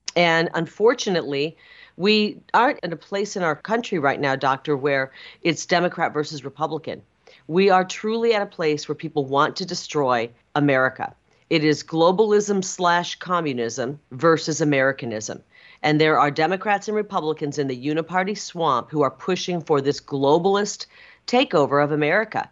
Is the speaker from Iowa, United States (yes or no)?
yes; Iowa, United States; now in Arizona, United States; a young kid, uh, growing up in Iowa, in a rural part of the country, youngest of nine